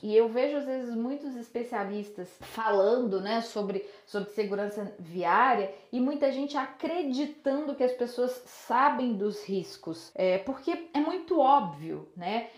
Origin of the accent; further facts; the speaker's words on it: Belo Horizonte, Minas Gerais, Brazil; eu sou de Belo Horizonte